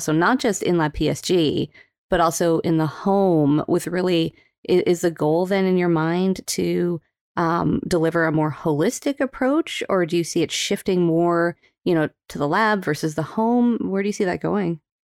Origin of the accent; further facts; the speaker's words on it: Calgary, Alberta, Canada; moved away; I was born in, raised in Calgary, Alberta